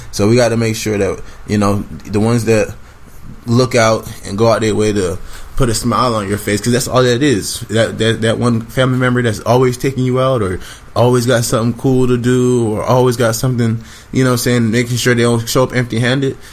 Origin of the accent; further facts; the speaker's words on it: Jamaica; we are Jamaican people